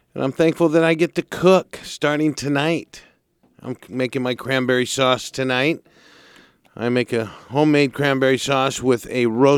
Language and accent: English; Santa Barbara, California, United States; We're homegrown, born and raised in Santa Barbara